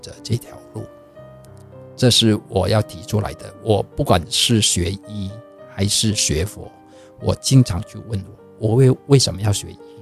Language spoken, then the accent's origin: Chinese; Vietnam; moved away as an adult; now in Taiwan; 我在，呃，越南出生